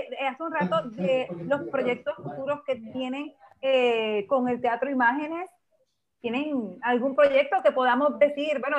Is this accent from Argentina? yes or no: no; Honduras; como hondureños y como hermanos que somos.